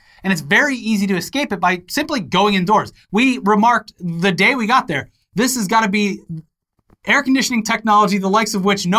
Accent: Florida, United States; Like, growing up in Florida, it would rarely get over 100. At least when I was growing up.

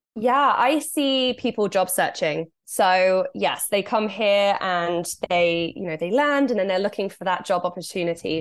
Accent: England, United Kingdom; moved away as an adult; now in Canada; I'm from England, so I'm not used to much snow at all

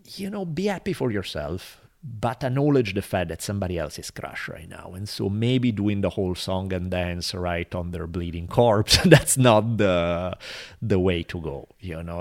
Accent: Italy; now in Los Angeles, United States; growing up in Italy throughout my life until I left

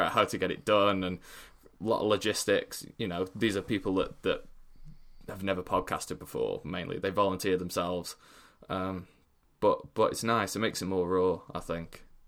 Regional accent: Stoke-on-Trent, West Midlands, United Kingdom; moved away as an adult; I'm from Stoke

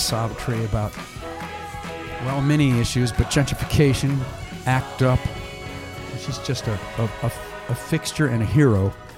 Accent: Midwest, United States; I'm from the, the Midwest, so I'm, I'm, with my accent

